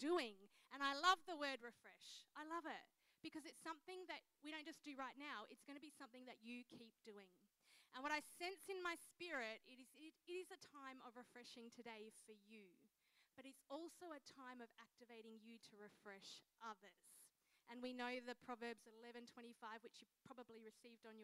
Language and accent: English; Mildura, Victoria, Australia; now in Adelaide, Australia; I grew up in Mildura, Victoria.